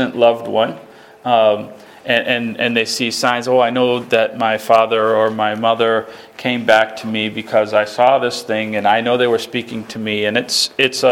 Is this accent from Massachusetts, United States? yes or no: yes; Spencer, Massachusetts, United States; my hometown